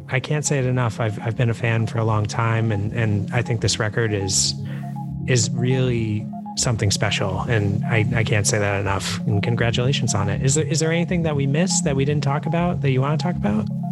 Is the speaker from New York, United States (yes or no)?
yes; New York, United States; moved away as an adult; now in Philadelphia, United States; I, I guess I, have spent most of my life in New York. I live in Philly now